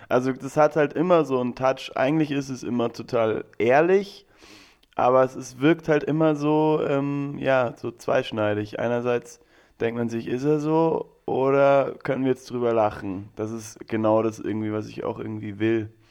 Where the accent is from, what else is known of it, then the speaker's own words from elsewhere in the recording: Landsberg am Lech, Bavaria, Germany; also born or lived in Regensburg; now in Mannheim, Germany; ich bin in Regensburg geboren, aber komme aus Landsberg. Am Lechter bin ich aufgewachsen. Das ist so zwischen München und Augsburg, also Bayern.